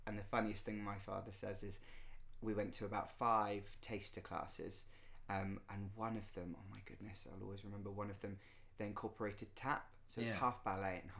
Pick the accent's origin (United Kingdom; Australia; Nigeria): United Kingdom; West Wittering, South East England; also born or lived in London; I am from West Wittering in West Essex